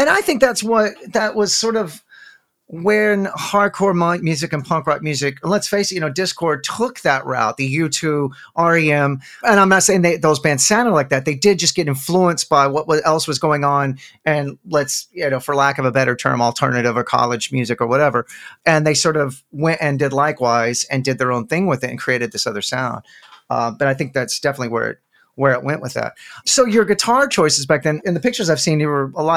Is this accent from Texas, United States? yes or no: yes; Texas, United States; We're from Texas